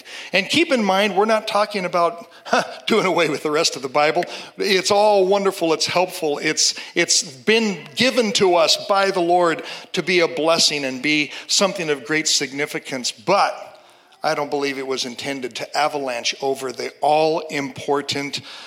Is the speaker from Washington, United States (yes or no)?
yes; Seattle, Washington, United States; I'm from Seattle, a very secular city